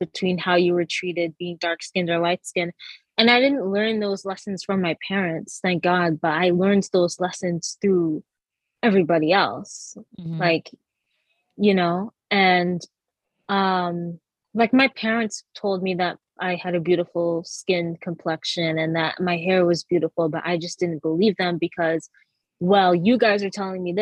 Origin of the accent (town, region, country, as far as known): Massachusetts, United States; born or raised there; also born or lived in Jamaica / Trinidad